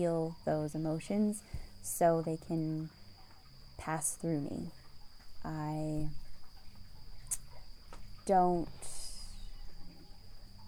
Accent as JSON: {"language": "English", "town": "North Vancouver", "region": "British Columbia", "country": "Canada", "tie": "born or raised there", "also_born_or_lived": "London / Hong Kong / Paris", "moved": "as an adult", "said": "I grew up in Vancouver, Canada."}